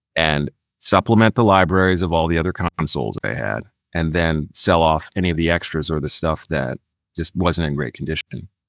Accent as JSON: {"language": "English", "town": "Philadelphia", "region": "Pennsylvania", "country": "United States", "tie": "born or raised there", "moved": "yes", "said": "I'm a Philadelphia boy, born and raised in Philadelphia"}